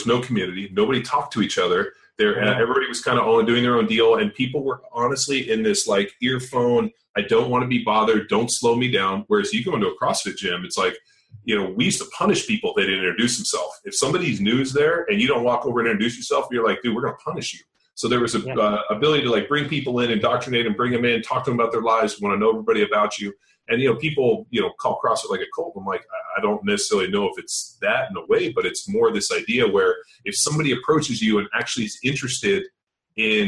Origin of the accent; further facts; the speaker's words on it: California, United States; moved away as an adult; also born or lived in Philadelphia; I grew up in California and went to Berkeley